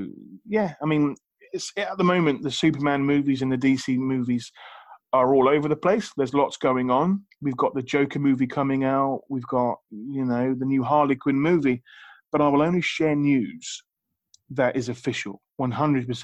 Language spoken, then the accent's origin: English; United Kingdom; I'm British